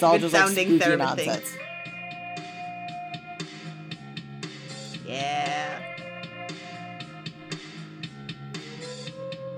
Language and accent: English; Chicago suburb, Illinois, United States; I was born in Chicago and I lived there for a while, and then my family moved to a suburb, and then I moved back to Chicago. But the suburb that I grew up